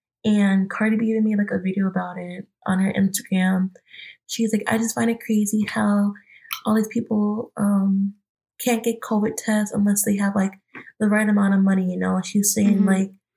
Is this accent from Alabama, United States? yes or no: no; Albertville, Minnesota, United States; I'm originally from Albertville, Minnesota, but when everything had went down, I had went back home that night to Albertville